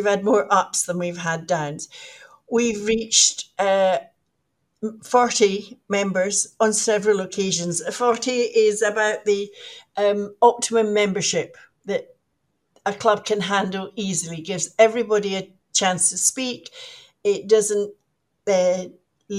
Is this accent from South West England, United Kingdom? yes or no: no; Scotland, United Kingdom; now in Mallorca, Spain; I was born in Scotland, and it's a bit of a long story how I ended up here in Mallorca.